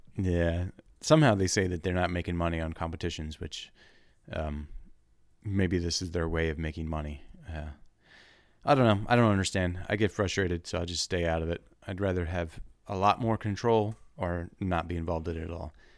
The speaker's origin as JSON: {"language": "English", "town": "Wilmington", "country": "United States", "moved": "yes", "said": "I'm from Wilmington."}